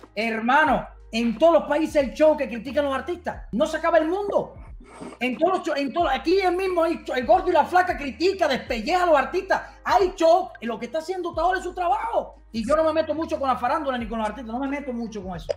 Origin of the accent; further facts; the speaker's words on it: Cuba; moved away; soy cubano